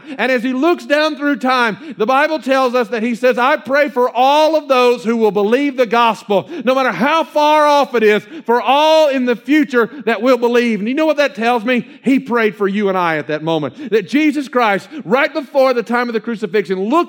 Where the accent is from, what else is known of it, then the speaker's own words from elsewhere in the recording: Georgia, United States; also born or lived in South Carolina; even though Georgia is my home state, it's not the place of my birth, and so I'm a South Carolinian